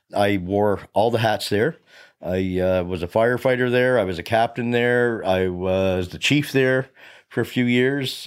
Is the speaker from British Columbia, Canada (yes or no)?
no; Hubbards, Nova Scotia, Canada; moved away as an adult; also born or lived in Chester, Nova Scotia; now in Middleton, Canada; I come from the South Shore, so here in the Valley, I'm one of those from away guys although I've been here 23, 24 years, I spent a lot of time around growing up around uh, Hubbard's and Black Point fire departments